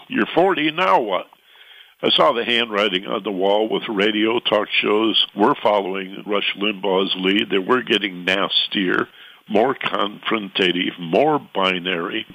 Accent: southwestern Michigan, United States; moved away as an adult; also born or lived in Lansing, Michigan / Detroit, Michigan; now in Los Angeles, United States; I'm from a small town in southwestern Michigan, about 6,000 people surrounded by fruit orchards and farms

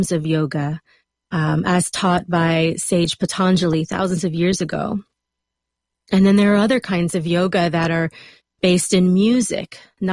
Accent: South Louisiana, United States; moved away as an adult; also born or lived in South Alabama; now in Los Angeles, United States; Right out of high school, I moved from South Louisiana to South Alabama

